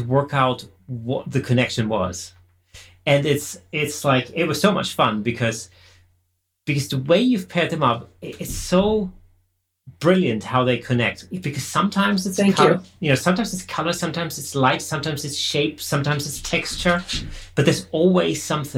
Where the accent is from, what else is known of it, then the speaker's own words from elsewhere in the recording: near Stuttgart, Baden-Württemberg, Germany; moved away; I'm originally from Germany